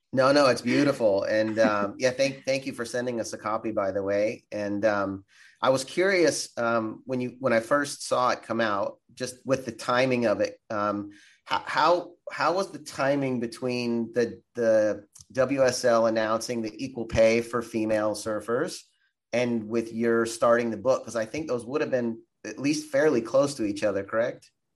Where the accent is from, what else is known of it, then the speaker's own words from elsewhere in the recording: Florida, United States; moved away; also born or lived in Santa Barbara; growing up in Florida